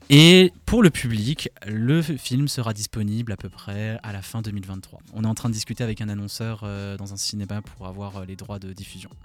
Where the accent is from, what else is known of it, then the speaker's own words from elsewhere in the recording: Alsace, Grand Est, France; Quand on est alsacien